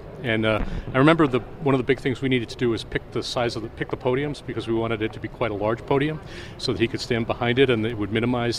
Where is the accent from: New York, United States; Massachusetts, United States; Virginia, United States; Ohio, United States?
Massachusetts, United States; Well, it's I'm from Massachusetts. It's kind of maybe it's a Northeast thing